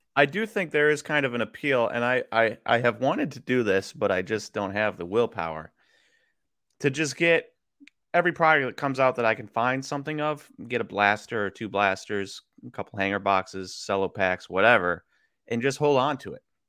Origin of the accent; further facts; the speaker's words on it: Wisconsin, United States; also born or lived in Kansas; I was born in Kansas. And then, um, as a little kid, my parents would watch, and we grew up in Wisconsin